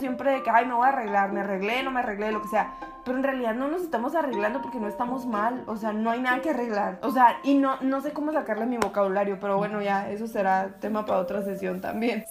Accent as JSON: {"language": "Spanish", "region": "Sonora", "country": "Mexico", "tie": "born or raised there", "said": "la mayoría de nosotros que somos sonorenses y que somos mexicanos crecimos en ambientes machistas"}